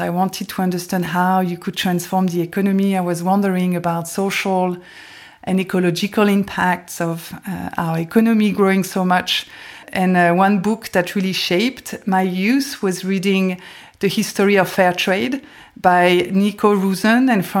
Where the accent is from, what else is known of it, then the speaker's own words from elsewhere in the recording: south of France, France; also born or lived in West Paris; Yeah, growing up in West Paris and south of France was a lot of fun.